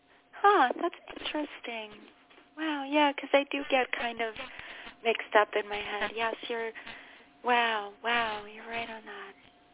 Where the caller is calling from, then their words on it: New York, United States; I'm calling from New York.